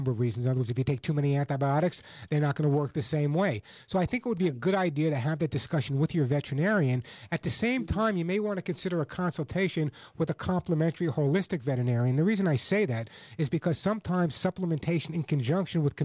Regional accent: Oceanside, New York, United States; moved away; I grew up on Long Island and Oceanside

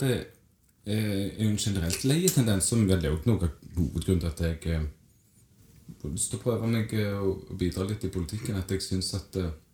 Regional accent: Stavanger, Rogaland, Norway; kommer fra Madla.

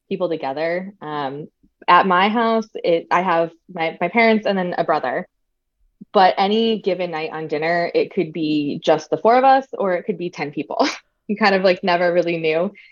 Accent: New Jersey, United States; um, a lot of people, especially when I went to college, it was around like the Jersey Shore era. So people were like, why don't

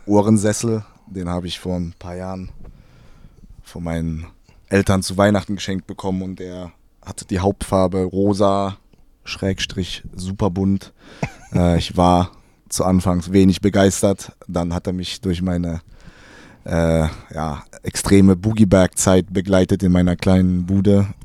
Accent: Heidelberg, Baden-Württemberg, Germany; Ich bin in Heidelberg geboren

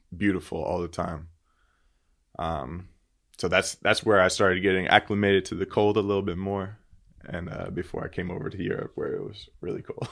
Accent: Pompano Beach, Florida, United States; moved away as an adult; also born or lived in Latvia / Germany; I grew up in uh, Pompano Beach, Florida

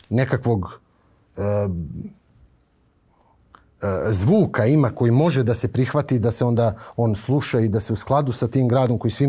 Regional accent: Kraljevo, Raška District, Serbia; now in Belgrade, Serbia; ja sam poreklom iz Kraljeva. Meni Beograd nije rodni grad.

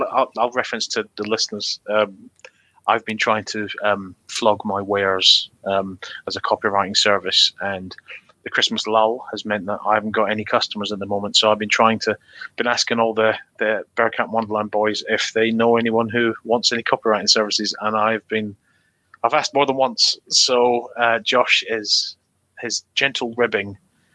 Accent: Scotland, United Kingdom; I'm not a Glaswegian, but as a Scotsman

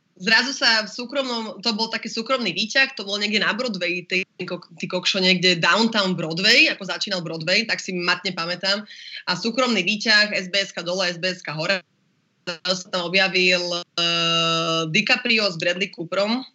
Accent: Slovakia; som Slovenka a chcem žiť na Slovensku a mám Slovaka frajera

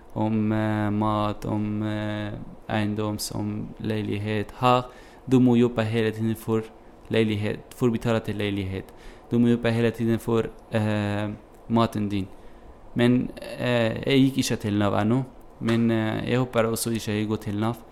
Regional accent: Kobani, Aleppo Governorate, Syria; Norwegian is a second language; moved away as an adult; also born or lived in Turkey / Greece; now in Bergen, Norway; Jeg er fra, jeg er fra Kobani. Eh, denne byen eh, blir eh, angrepet av IS. Og så det, denne byen blir helt eh, ødelagt. Hjembyen min helt ødelagt.

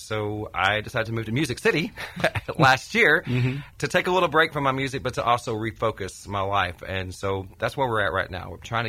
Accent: Oklahoma, United States; moved away as an adult; also born or lived in Arkansas / Branson, Missouri; now in Nashville, United States; I grew up in Oklahoma. I lived there until I was 23 years old. And then I moved to Arkansas for a few years.

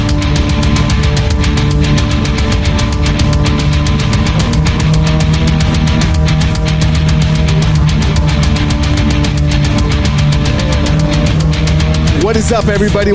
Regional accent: West Coast, United States; I'm from the West Coast

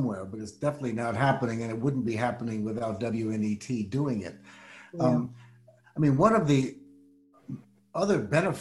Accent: Washington, District of Columbia, United States; I was growing up in Washington, D.C.

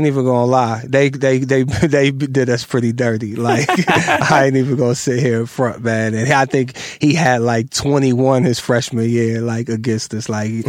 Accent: Massillon, Ohio, United States; moved away as an adult; also born or lived in Brooklyn, New York; I grew up in Ohio.

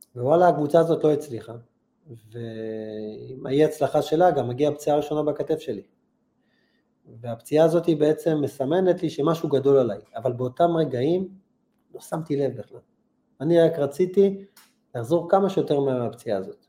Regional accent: Holon, Tel Aviv District, Israel; והייתי גר בחולון

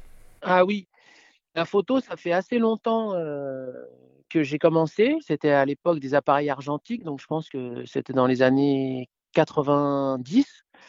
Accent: Paris, Île-de-France, France; now in Gulf of Saint-Tropez, France; Je suis né à Paris, euh, et j'ai quarante-cinq ans. Et j'habite maintenant dans le sud de la France, euh, dans le golfe de Saint-Tropez

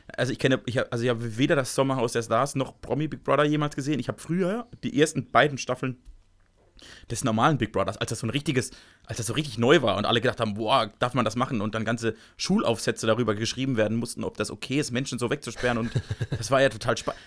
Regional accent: Southern Germany, Germany; ich komme ja auch aus Süddeutschland

